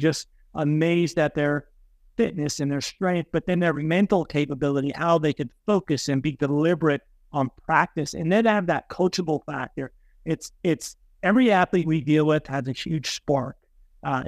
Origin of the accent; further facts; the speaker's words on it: Hazleton, Pennsylvania, United States; now in State College, United States; I grew up in Hazleton, kind of next to Joe growing up there